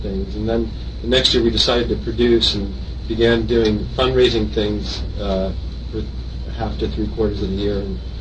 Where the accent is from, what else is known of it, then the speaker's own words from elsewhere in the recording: Northern California, United States; moved away as an adult; now in New York, United States; I grew up in Northern California